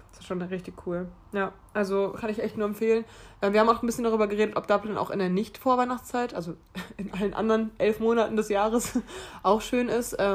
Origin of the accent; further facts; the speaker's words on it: Mainz, Rhineland-Palatinate, Germany; ich komme aus Mainz, ich studiere Sport.